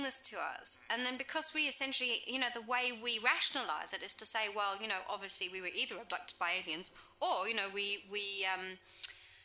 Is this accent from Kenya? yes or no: no; South Africa; also born or lived in England; now in New Zealand; I grew up in South Africa